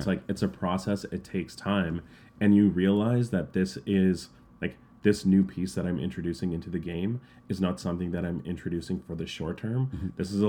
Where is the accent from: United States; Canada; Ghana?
Canada; I know as a Canadian customer, the worst thing I can get, and I actually got this from Marriott Bonvoy.